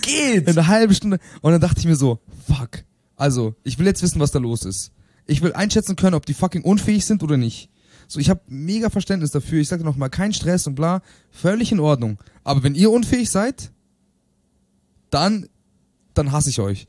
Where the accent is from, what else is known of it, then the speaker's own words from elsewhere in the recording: Bielefeld, North Rhine-Westphalia, Germany; moved away; meiner Heimatstadt Bielefeld